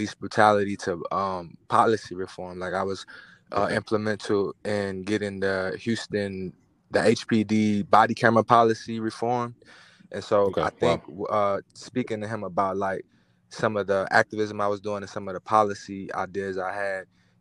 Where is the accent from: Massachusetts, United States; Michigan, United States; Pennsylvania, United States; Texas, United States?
Texas, United States; Manor; also born or lived in Houston, Texas; I was born in Houston. I actually spent middle school and high school out in Manor, Texas, which was a small country town on the outskirts of Austin.